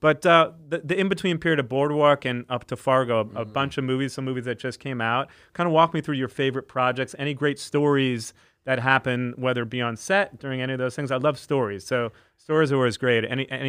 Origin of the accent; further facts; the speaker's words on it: United Kingdom; Like, I'm British. That's normal.